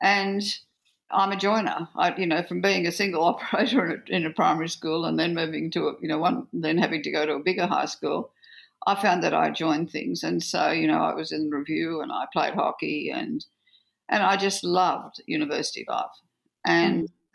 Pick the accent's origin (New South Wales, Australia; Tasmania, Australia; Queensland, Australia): New South Wales, Australia; Orange; also born or lived in Forbes, New South Wales; I was born in Orange and had the first 7 years of my life, but by this time we were in Forbes